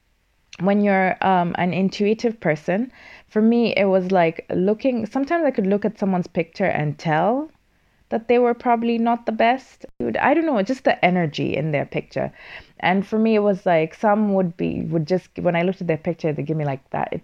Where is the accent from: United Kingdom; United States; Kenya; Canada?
Kenya; now in Finland; as a Kenyan